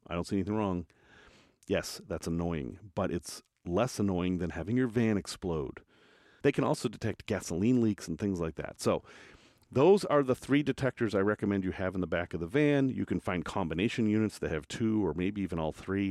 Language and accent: English; United States; I'm from America